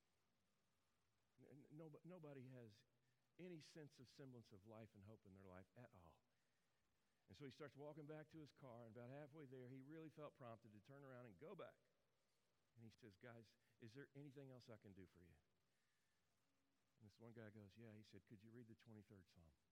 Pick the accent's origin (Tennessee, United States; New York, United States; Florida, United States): Tennessee, United States; Memphis; moved away as an adult; also born or lived in North Jersey, New Jersey; I'm from Memphis